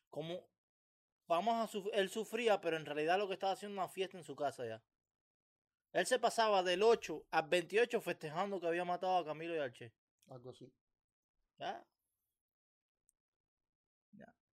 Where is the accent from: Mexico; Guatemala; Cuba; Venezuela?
Cuba; moved away; A mí todas esas cosas se me olvidaron. Yo salí de Cuba y ya yo...